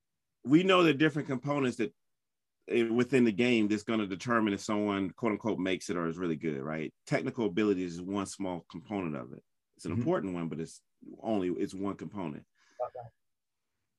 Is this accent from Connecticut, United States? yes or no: no; North Carolina, United States; also born or lived in United Kingdom; I grew up in North Carolina